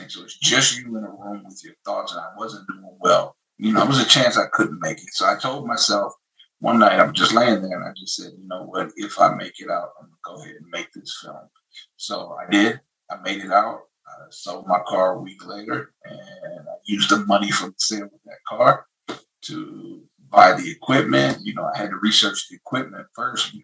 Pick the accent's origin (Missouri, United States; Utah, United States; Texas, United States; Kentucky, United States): Missouri, United States; St. Louis; I'm from St. Louis.